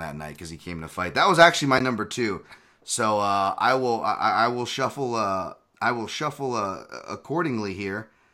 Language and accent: English; Hawaii, United States; moved away; I'm from Hawaii.